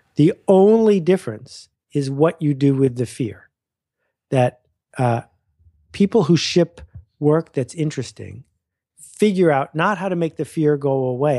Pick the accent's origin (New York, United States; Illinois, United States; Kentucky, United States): New York, United States; Buffalo; moved away as an adult; also born or lived in Mount Vernon, New York; I spent from year five to year eighteen outside of Buffalo, New York, a fabulous place to grow up